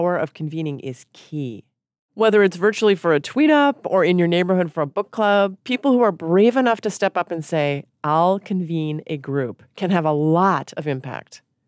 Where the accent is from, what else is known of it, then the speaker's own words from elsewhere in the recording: Michigan, United States; moved away; also born or lived in Portland, Oregon; I'm from Michigan